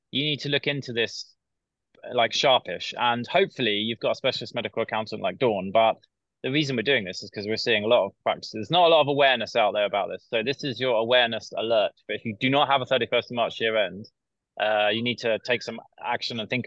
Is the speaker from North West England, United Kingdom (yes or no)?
no; Glasgow, Scotland, United Kingdom; Yes, I'm from Glasgow.